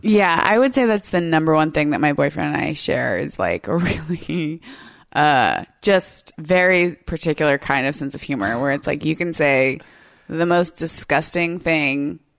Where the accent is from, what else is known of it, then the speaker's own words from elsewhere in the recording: United States; as like an American